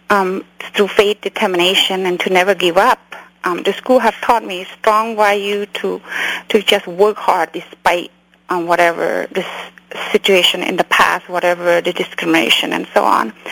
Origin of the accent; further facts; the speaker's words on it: California, United States; English is a second language; also born or lived in Cambodia; To be honest, I grew up in Orange County. When I came here in Orange County at that time.